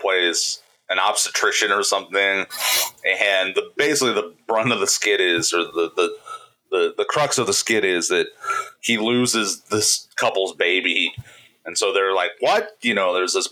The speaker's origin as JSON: {"language": "English", "region": "Indiana", "country": "United States", "said": "we are from Indiana"}